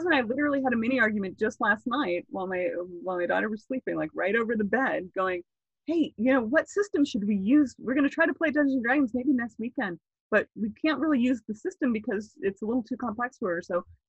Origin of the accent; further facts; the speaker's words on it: Florida, United States; now in California, United States; When I came from Florida to California, I was reading books on like how to talk to people